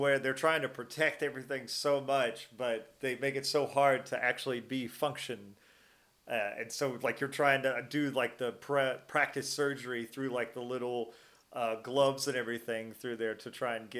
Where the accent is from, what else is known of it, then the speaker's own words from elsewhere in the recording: Nashville, Tennessee, United States; Like, anytime I go anywhere, I just say I'm from Nashville.